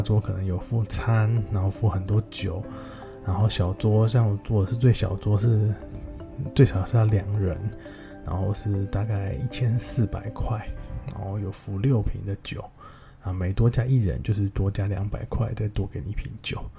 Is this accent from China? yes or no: no; Thailand; 第一个就是 Central World，我们泰国人叫 Santa 嘛